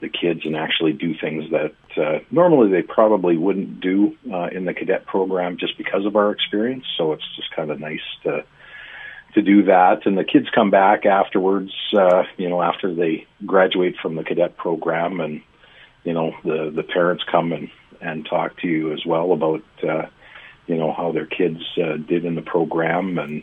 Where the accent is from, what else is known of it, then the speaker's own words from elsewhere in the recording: Lumsden, Saskatchewan, Canada; also born or lived in Regina; now in Estevan, Canada; I grew up in Lumsden